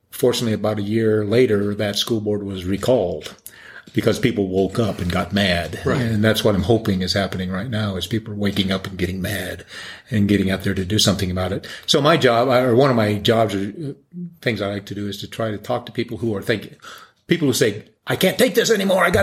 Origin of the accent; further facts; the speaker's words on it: Denver, Colorado, United States; now in Colorado Springs, United States; Well, I grew up in Denver and went to Denver Public Schools, and then I came down to Colorado Springs to go to Colorado College